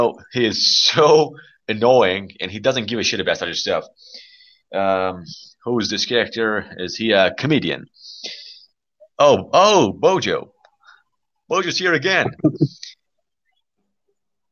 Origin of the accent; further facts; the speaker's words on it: Iran; English is a second language; I was born in Iran